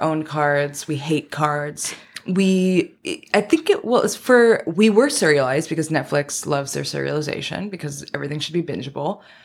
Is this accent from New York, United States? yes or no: yes; New York City, New York, United States; moved away as an adult; now in Los Angeles, United States; I'm from Queens, New York